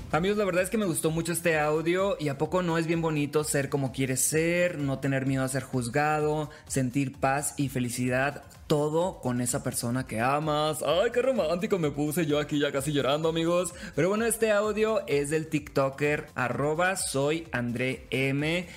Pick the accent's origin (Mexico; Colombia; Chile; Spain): Mexico; somos mexicanos